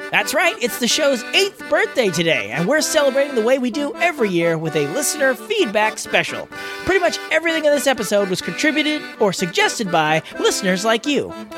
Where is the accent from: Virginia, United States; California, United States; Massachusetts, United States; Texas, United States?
California, United States; as a Californian